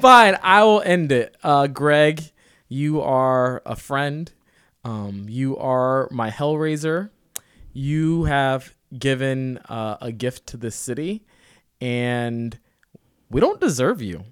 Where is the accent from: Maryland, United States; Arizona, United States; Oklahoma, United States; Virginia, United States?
Virginia, United States; Sterling; now in Portland, United States; I'm from Sterling, fucking Virginia